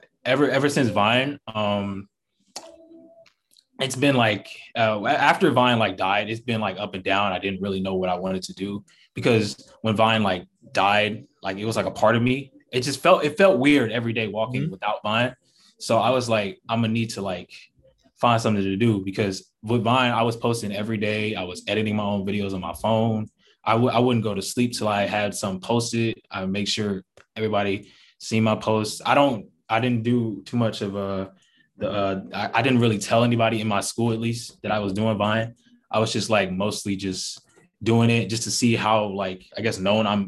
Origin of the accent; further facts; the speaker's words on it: Atlanta, Georgia, United States; I'm from Atlanta, born and raised